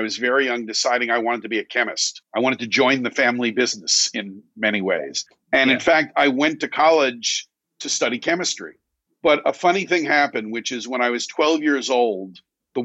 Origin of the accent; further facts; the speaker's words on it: United States; also born or lived in New York City; I grew up 30 miles outside of New York City in a suburb